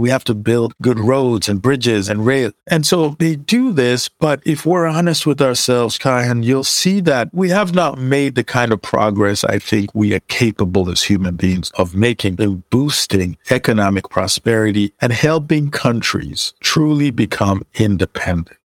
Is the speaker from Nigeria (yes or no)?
yes; Nigeria; moved away; I'm originally Nigerian